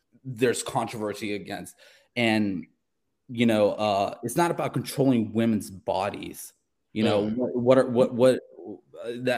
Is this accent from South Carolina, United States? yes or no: yes; South Carolina, United States; I'm an atheist that was, you know, born and raised in South Carolina